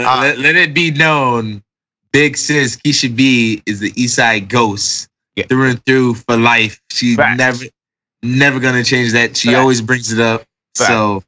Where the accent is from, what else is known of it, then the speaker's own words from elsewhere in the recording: Jamaica; All right, so being in Jamaican, all right. You know, my household was strict.